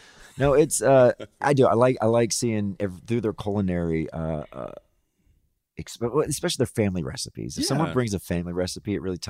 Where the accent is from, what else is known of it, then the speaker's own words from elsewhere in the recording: the South, Mississippi, United States; moved away; growing up in the South